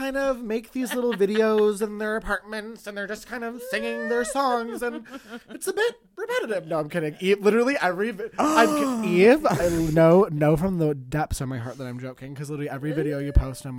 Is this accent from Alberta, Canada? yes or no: no; Toronto, Ontario, Canada; and I grew up in the East End